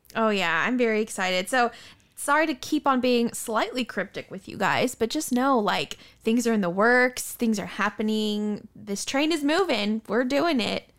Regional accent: Arizona, United States; we grew up in Arizona

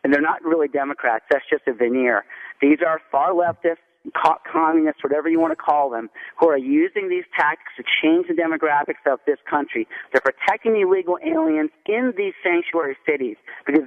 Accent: United States; I am actually a first-generation Syrian immigrant. I was born in the United States

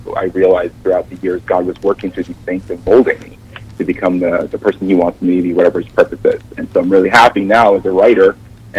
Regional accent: New York, United States; I grew up in New York

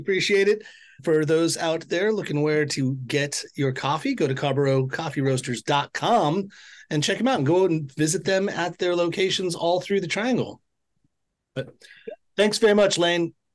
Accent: West Coast, United States; moved away; growing up on the West Coast

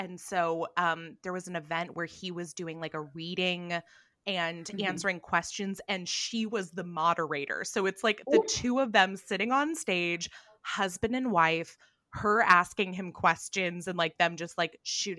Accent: California, United States; I grew up in California

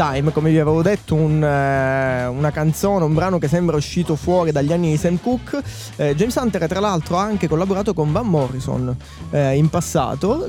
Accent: Sicily, Italy; io da siciliano

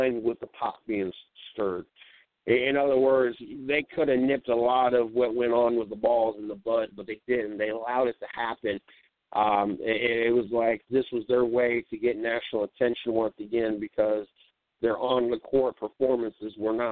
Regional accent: Ohio, United States; born or raised there

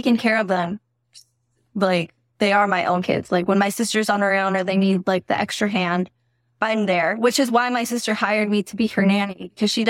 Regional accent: near Fresno, California, United States; I live 45 minutes away from Fresno, which is smaller. So I'm like, a lot of people don't know where my town is

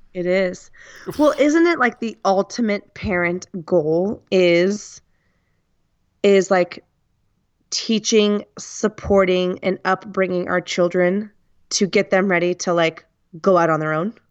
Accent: United States; first language English; I come from the United States

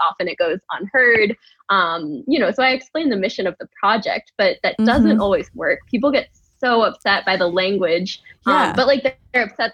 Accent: New York, United States; I grew up in New York

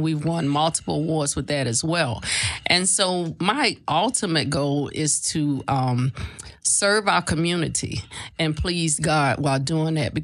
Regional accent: Tampa, Florida, United States; now in Richmond, United States; I'm originally from Tampa, Florida, but I live in Richmond, Virginia

